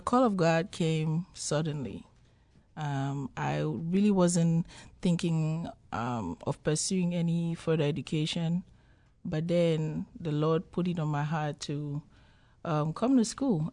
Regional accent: Cameroon; also born or lived in Minnesota; now in United States; I'm originally from Cameroon, West Africa

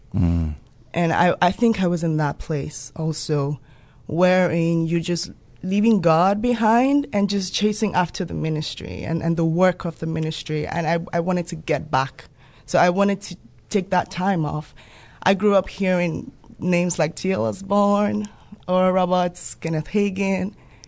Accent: Nigeria; also born or lived in Gambia; I'm originally Nigerian, but I came into Rhema from the Gambia.

